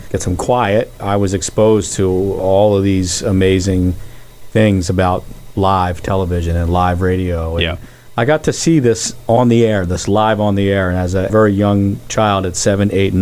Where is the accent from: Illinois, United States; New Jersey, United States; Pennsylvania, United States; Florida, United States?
Pennsylvania, United States; Philadelphia; grew up in a great row home neighborhood on Everett Avenue in the Oxford Circle section